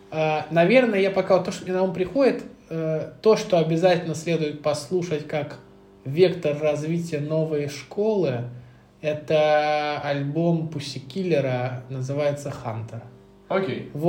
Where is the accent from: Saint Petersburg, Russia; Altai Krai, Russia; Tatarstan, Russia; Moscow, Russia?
Moscow, Russia; я из Медведкова